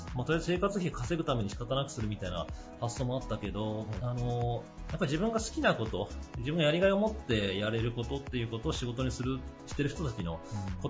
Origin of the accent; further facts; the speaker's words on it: Okayama, Japan; 地元岡山